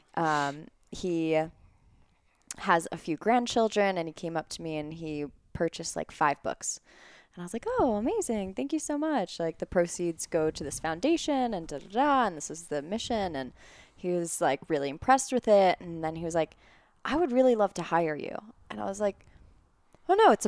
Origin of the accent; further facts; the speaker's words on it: Long Island, New York, United States; moved away as an adult; now in Colorado, United States; I grew up on Long Island